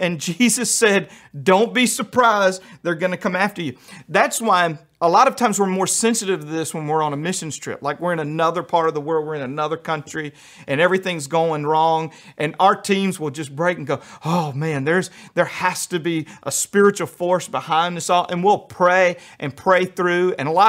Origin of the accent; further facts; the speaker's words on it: Louisiana, United States; also born or lived in New York City / Albuquerque; I grew up in Louisiana, and then I lived in New York City, and then I went to Albuquerque in the Southwest, and then I've been hanging out with rednecks for about 10 years.